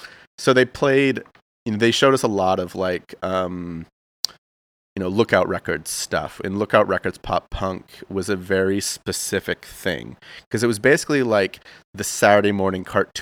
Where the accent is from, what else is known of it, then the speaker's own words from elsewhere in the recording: rural Massachusetts, United States; I grew up in Massachusetts, okay. Like rural Massachusetts.